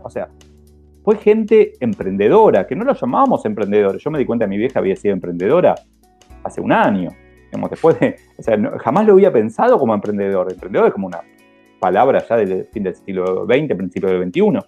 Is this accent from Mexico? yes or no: no; Argentina; nos pasa tanto en Argentina